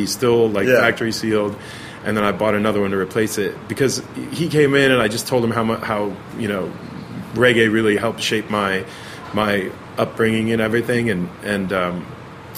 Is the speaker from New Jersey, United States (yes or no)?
yes; Pennington, New Jersey, United States; now in Los Angeles, United States; New Jersey. Yeah, born and raised.